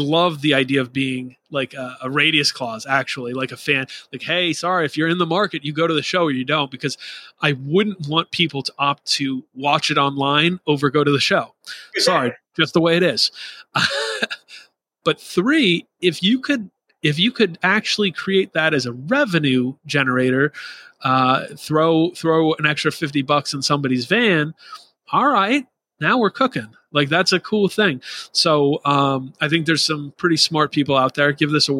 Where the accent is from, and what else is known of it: Rhode Island, United States; born or raised there